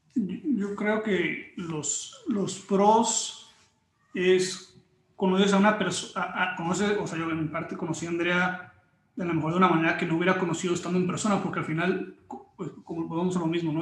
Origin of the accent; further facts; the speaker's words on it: Mexico; also born or lived in Mexico City / Tijuana; yo nací en México